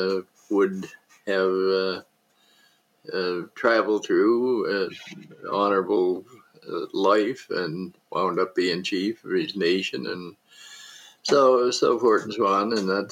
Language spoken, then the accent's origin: English; Indian Brook, Nova Scotia, Canada; now in Halifax, Canada; I was born in Indian Brook, Nova Scotia, Indian Brook Reserve, Indian, and now live in Halifax